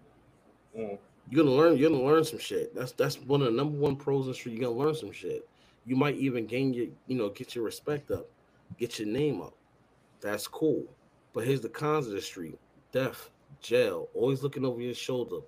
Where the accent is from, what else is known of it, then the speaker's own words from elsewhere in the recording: New York City, New York, United States; also born or lived in Bronx; I grew up in Far Rockaway.